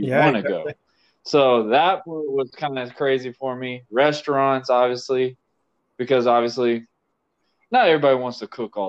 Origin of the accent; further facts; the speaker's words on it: United States; me being an American